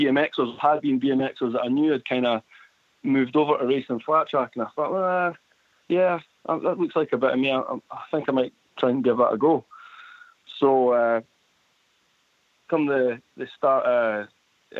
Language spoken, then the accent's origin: English; Edinburgh, Scotland, United Kingdom; I'm from Edinburgh over in Scotland.